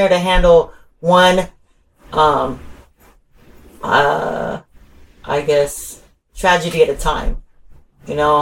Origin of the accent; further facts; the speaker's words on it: Ventura, California, United States; also born or lived in Oxnard, California; I'm from Ventura and Oxnard